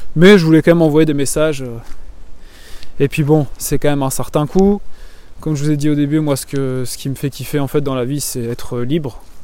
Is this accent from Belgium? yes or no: yes; Belgium; moved away as an adult; also born or lived in Martinique / Toulouse, France; je suis belge, j'habitais en Belgique avant